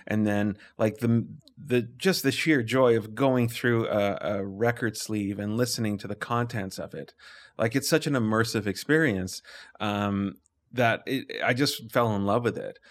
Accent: Calgary, Alberta, Canada; I grew up in Lake Bonavista

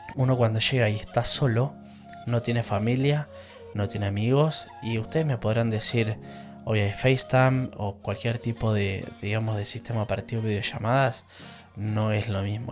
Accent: Argentina; moved away as an adult; now in England, United Kingdom; soy argentino y vivo en Inglaterra

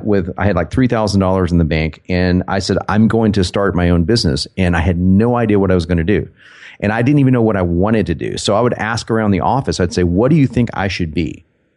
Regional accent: Dallas, Texas, United States; accent: southern and northern; also born or lived in New York; I was born in Dallas, Texas, and I grew up in Dallas and New York. We were back and forth when I was a kid, so I kind of have a southern and a northern accent put together.

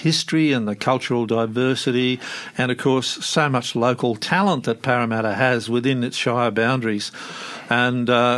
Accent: Netherlands; now in Australia; I was born in Holland myself and came out, you know, way, way back in 1950-51. And to me, I'm a naturalised Australian

